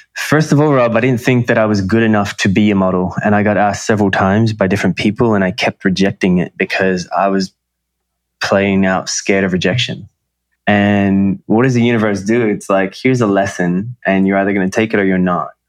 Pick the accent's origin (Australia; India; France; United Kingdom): Australia; moved away as an adult; also born or lived in Los Angeles, United States / New York, United States; now in Bali, Indonesia; I was raised in Australia. I was born in Australia